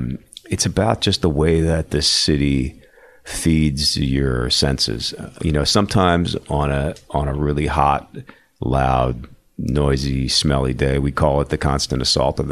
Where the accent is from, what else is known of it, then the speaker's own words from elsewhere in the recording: Philadelphia, Pennsylvania, United States; now in New York, United States; I grew up in Philly, so I you know, being growing up in an urban setting